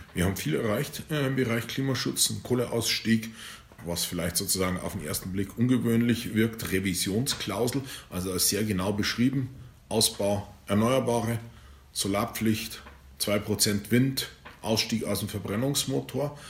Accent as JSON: {"language": "German", "region": "the south of Bavaria", "country": "Germany", "said": "ich komme aus dem Süden von Bayern"}